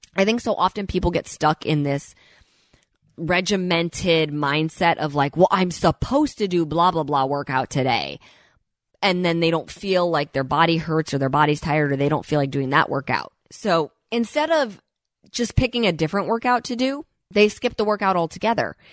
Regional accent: Midwest, United States; moved away as an adult; now in Los Angeles, United States; I purposely moved to Los Angeles for a reason when I was twenty years old. I grew up in the Midwest

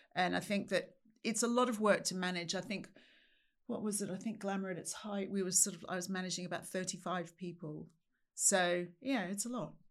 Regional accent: Sydney, New South Wales, Australia; moved away as an adult; now in United Kingdom; I'm from Australia, grew up in Sydney.

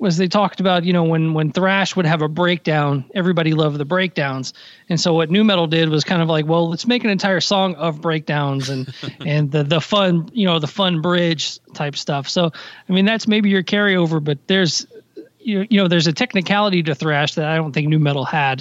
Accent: Nashville, Tennessee, United States; moved away; I grew up in Nashville, that's my hometown

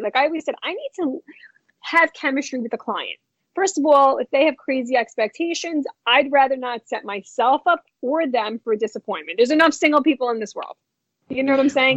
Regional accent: New York City, New York, United States; born or raised there; also born or lived in New Jersey

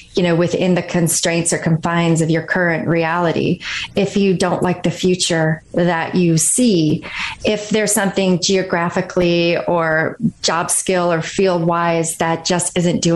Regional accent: Kalkaska, Michigan, United States; moved away as an adult; I grew up in Northern Michigan, a really small town called Kalkaska

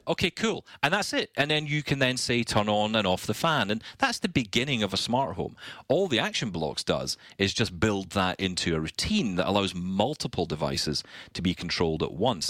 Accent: Scotland, United Kingdom; I'm Scottish.

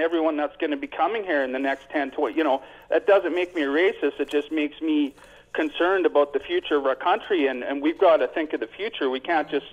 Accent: Canada; as a Canadian

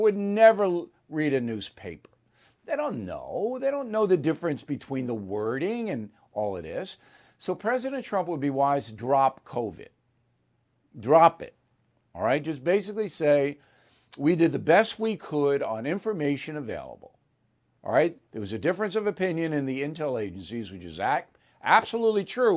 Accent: United States; as an American

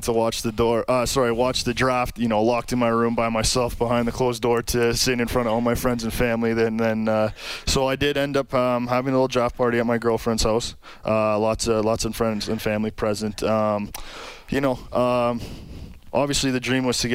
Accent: Sault Ste. Marie, Ontario, Canada; Sault Ste. Marie, Ontario, a little northern town, population of about 75,000

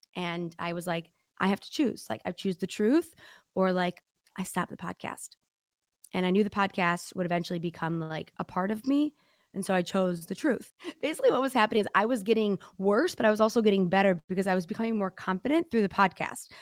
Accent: Detroit, Michigan, United States; accent: Midwest; I'm from Detroit

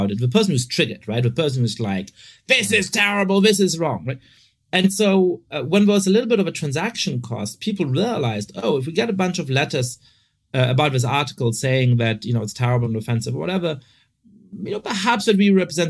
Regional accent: Germany; also born or lived in Italy / France / United Kingdom; now in United States; I grew up in Germany and I've lived in Italy and France and I went to college in Britain and I, you know, I'm living in the States now

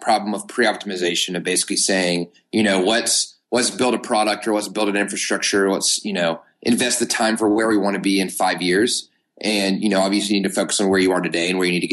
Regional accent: Knoxville, Tennessee, United States; now in Chattanooga, United States; born and raised in Knoxville, Tennessee. I currently live in Chattanooga, Tennessee

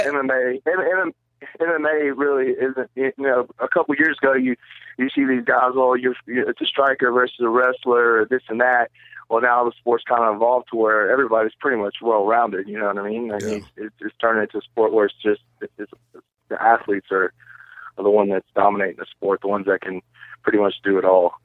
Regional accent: Mississippi, United States; we come from Mississippi

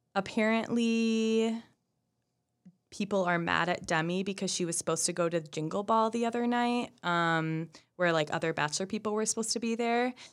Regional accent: Minneapolis, Minnesota, United States; I come from the Twin Cities

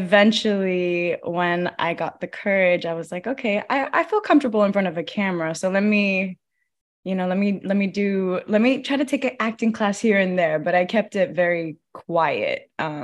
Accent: Los Angeles, California, United States; And I grew up in LA, like, I grew up moving a lot. I grew up in like East LA. I grew up in Koreatown, Mid-City, like all over LA. So I'm very much an LA native.

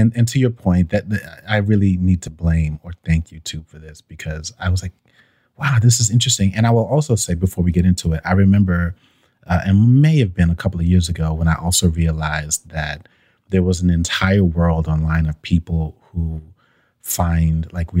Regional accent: Brooklyn, New York, United States; now in Atlanta, United States; It was exactly the same year that I came from Brooklyn.

